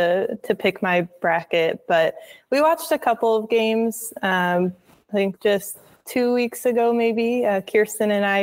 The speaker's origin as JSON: {"language": "English", "town": "Chapel Hill", "region": "North Carolina", "country": "United States", "tie": "born or raised there", "said": "growing up in Chapel Hill, North Carolina"}